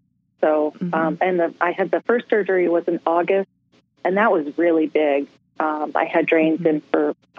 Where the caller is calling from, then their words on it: Sacramento, California, United States; I'm calling from Sacramento, California.